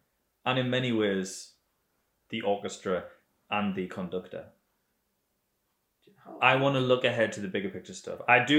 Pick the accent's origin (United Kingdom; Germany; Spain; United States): Spain; Bilbao, Basque Country; Okay, so I grew up in Bilbao.